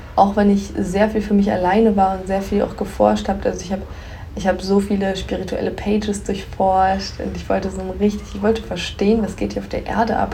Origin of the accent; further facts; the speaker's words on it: Göttingen, Lower Saxony, Germany; hatte dann ja kurz eine Wohnung in Göttingen, meiner Heimatstadt